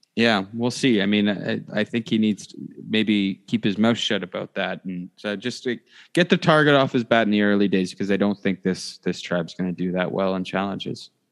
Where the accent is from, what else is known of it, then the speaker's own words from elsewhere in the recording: Canada; we are Canadian.